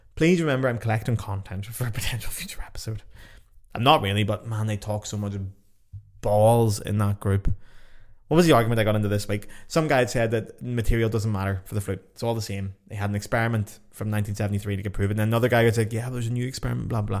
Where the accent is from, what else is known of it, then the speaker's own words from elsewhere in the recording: Ireland; I'm just Irish